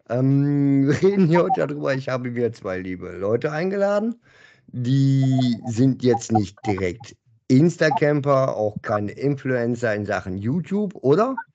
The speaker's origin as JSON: {"language": "German", "town": "Bochum", "region": "North Rhine-Westphalia", "country": "Germany", "said": "bin ein Bochumer durch und durch, das stimmt schon."}